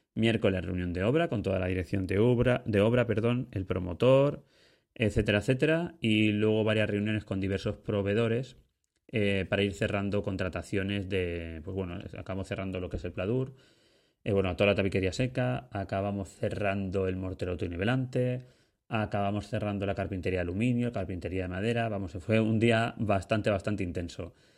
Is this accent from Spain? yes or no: yes; Ibi, Valencian Community, Spain; mi pueblo, que yo soy de Ibi, Alicante